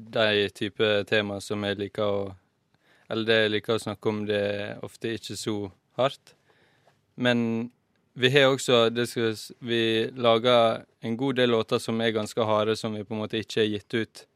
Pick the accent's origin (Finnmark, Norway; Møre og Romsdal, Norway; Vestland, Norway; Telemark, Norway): Møre og Romsdal, Norway; Volda; moved away; Jeg skal ha sommerjobb hjemme i Volda